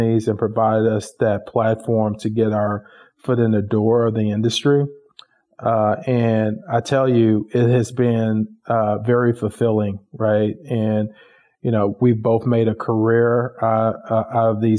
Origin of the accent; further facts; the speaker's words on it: Dallas, Texas, United States; Tim and I grew up in Dallas in the Oak Cliff area